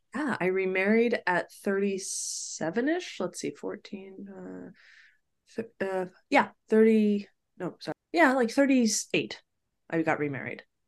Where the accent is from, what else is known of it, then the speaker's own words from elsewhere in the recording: Sacramento, California, United States; also born or lived in New York; I grew up, was born and raised in Sacramento, which at the time was a much more modest place than it is now